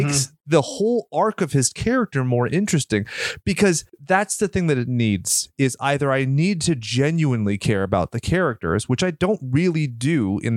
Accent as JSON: {"language": "English", "region": "California", "country": "United States", "said": "I'm from California."}